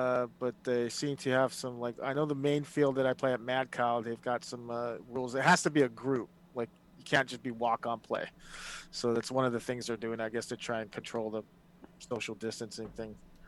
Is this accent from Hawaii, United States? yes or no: yes; Hawaii, United States; moved away as an adult; now in Nebraska, United States; I'm from Hawaii originally.